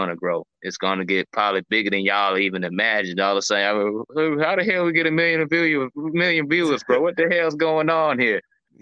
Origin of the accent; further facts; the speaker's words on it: St. Petersburg, Florida, United States; I'm from St. Pete